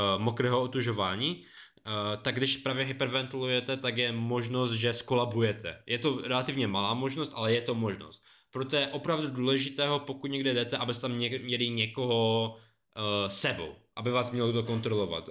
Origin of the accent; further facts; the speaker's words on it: Beskydy, Czechia; U nás na Beskydách